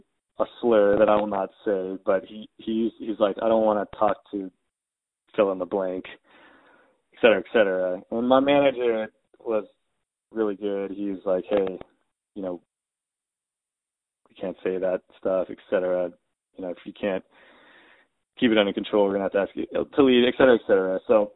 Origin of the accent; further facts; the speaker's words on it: United States; my experience being Japanese American is much different than someone who is black in America.